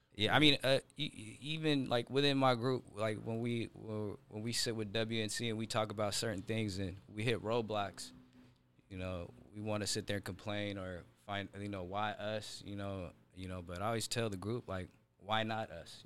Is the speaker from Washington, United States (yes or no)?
yes; Seattle, Washington, United States; I'm from Seattle, uh, specifically South Seattle.